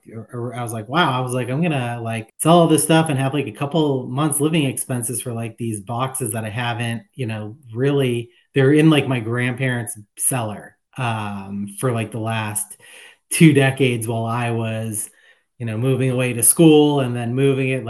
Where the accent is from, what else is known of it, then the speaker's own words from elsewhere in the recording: Boston, Massachusetts, United States; I grew up in Boston